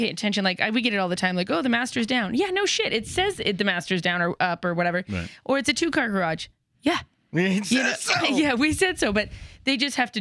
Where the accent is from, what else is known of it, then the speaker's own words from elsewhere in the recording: California, United States; now in Boise, United States; California, where I'm from originally